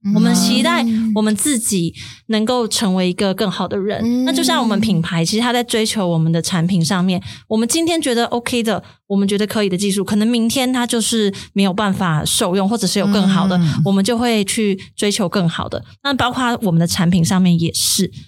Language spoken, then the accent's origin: Chinese; Kaohsiung, Taiwan; moved away; 我自己是高雄人